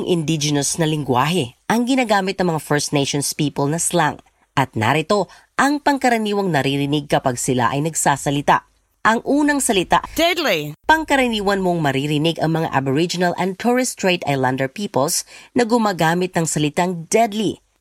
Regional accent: Philippines; now in Australia; As a Filipino ha, gusto ko kahit sa ibang bansa yung anak ko lumaki, gusto ko yung yung Tagalog.

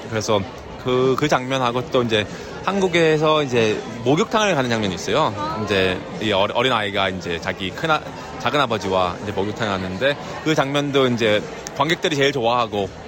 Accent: Vancouver, British Columbia, Canada; also born or lived in Seoul, South Korea; 저는 이제 서울에서 태어나서 이제 94년도에 아, 어, 밴쿠버 캐나다로 이민을 갔어요.

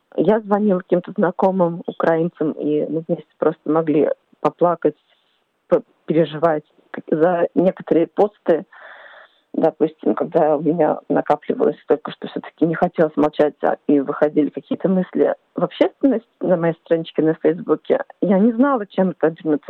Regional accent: Czechia; now in Perth, Australia; Я родом из Чешской Республики, проживаю в Перте

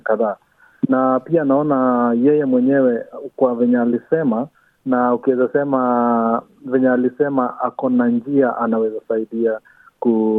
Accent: Kenya; now in Australia; sisi ni Wakenya

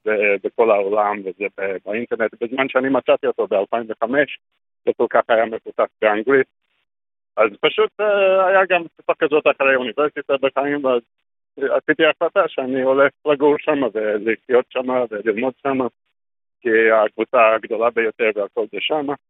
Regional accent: Australia; Hebrew is a second language; moved away as an adult; also born or lived in Sydney; now in Israel; נולדתי באוסטרליה

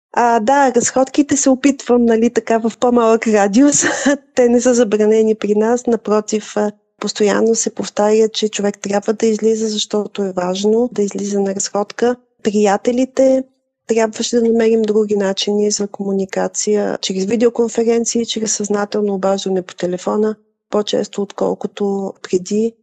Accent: Bulgaria; moved away; Ние сме българи, а нас ни боли за нашите близки, които са в България

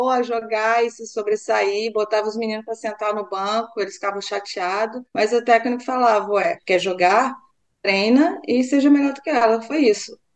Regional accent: Rio de Janeiro, Brazil; now in Australia; eu sou do Rio

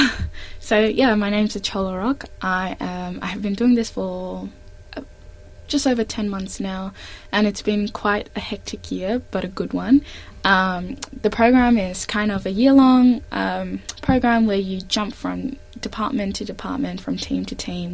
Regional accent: Melbourne, Victoria, Australia; moved away as an adult; now in Sydney, Australia; I'm originally from Melbourne

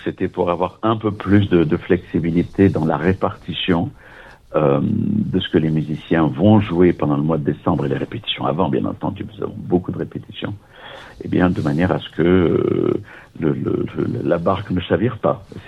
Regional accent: Nice, Provence-Alpes-Côte d'Azur, France; moved away as an adult; also born or lived in Vienna; je suis né à Nice et quand j'avais 23 ans, après la maîtrise de droit et puis des études au conservatoire euh, de Nice

